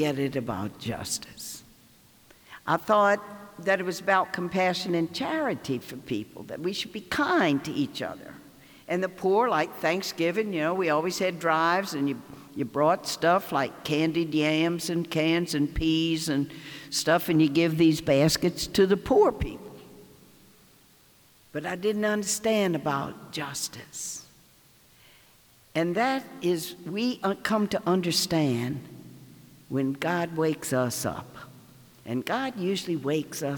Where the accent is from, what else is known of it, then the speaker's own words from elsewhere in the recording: the South, United States; accent: Southern; I'm from the South